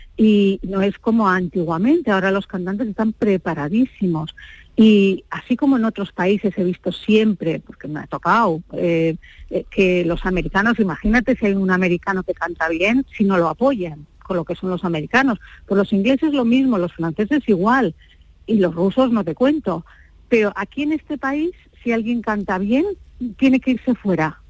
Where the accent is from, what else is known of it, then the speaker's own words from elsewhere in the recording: Basque Country, Spain; moved away as an adult; also born or lived in United States; soy vasca de 32 apellidos